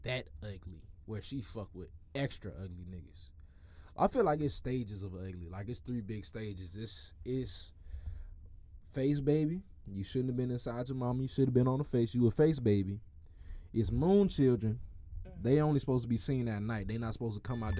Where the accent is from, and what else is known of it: Florida, United States